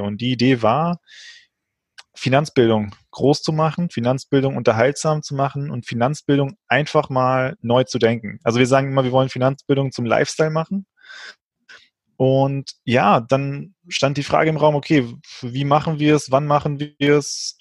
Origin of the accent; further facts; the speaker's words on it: Frankfurt, Hesse, Germany; also born or lived in Portugal; gebürtig Portugiese, bin in, dann relativ früh nach Frankfurt gekommen, hier aufgewachsen